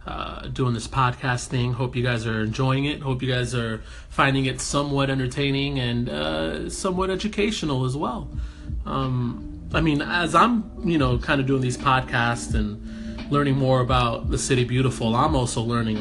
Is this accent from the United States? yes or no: yes; Kissimmee, Florida, United States; also born or lived in New York; now in Orlando, United States; for the most part, I grew up in Kissimmee. I'm originally from New York, but I've been here in Central Florida since the mid to early 90s, and you know, I've seen a lot change, and it's my city.